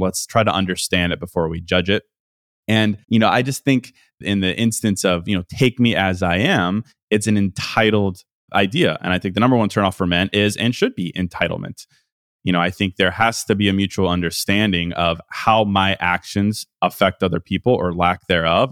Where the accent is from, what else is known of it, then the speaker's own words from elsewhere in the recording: Midwest, United States; moved away as an adult; now in Miami, United States; I'm a Midwesterner